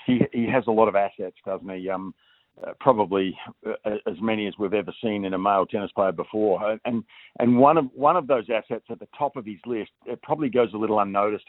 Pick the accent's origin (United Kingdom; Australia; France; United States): Australia; as an Australian